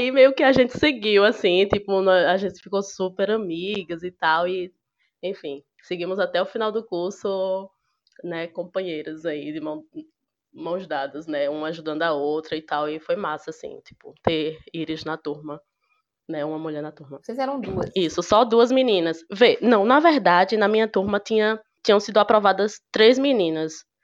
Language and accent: Portuguese; Sergipe, Brazil; sou de Sergipe, do interior do Sergipe.